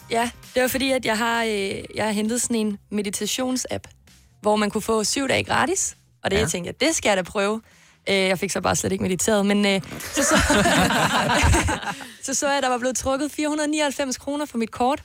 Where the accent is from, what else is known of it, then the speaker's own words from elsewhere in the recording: North Zealand, Capital Region of Denmark, Denmark; now in Copenhagen, Denmark; jeg er jo fra Nordsjælland, og nu er jeg flyttet til København